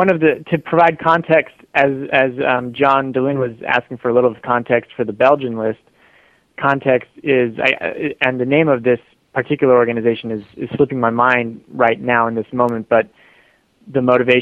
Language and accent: English; United States; my own perspective as an American.